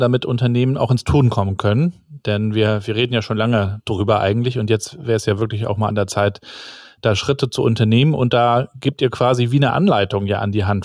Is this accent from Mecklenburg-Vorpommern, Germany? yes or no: yes; Mecklenburg-Vorpommern, Germany; bei uns in Mecklenburg-Vorpommern